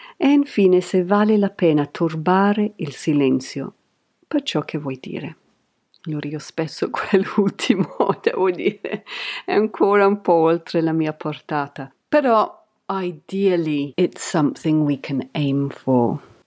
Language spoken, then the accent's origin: Italian; Canterbury, South East England, United Kingdom; Italian is a second language; moved away; Io sono cresciuta in Canterbury Kent, in Inghilterra, negli anni Ottanta